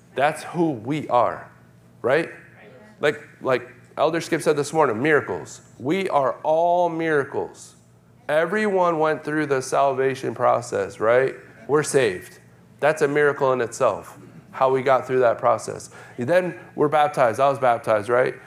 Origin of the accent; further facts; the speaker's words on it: New York, United States; moved away; I grew up in New York